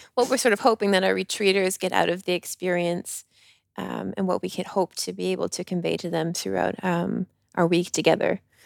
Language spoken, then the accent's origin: English; Canada; accent: Canadian; now in France